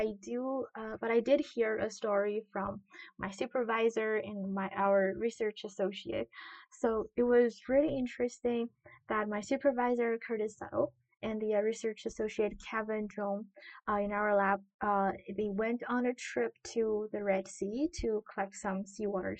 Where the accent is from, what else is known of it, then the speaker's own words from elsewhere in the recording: Qingdao, Shandong, China; moved away; I'm from China. The city is called Qingdao, which is a coastal city on the northeastern part of China.